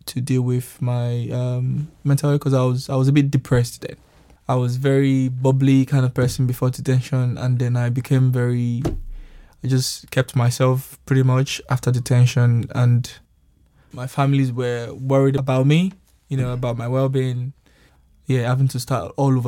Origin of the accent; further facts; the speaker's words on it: Nigeria; now in United Kingdom; I'm from Nigeria, and I've been in the UK for a while now.